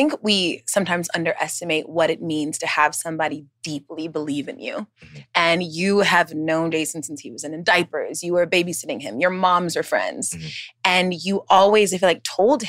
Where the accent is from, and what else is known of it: Georgia, United States; born or raised there; also born or lived in St. Louis, Missouri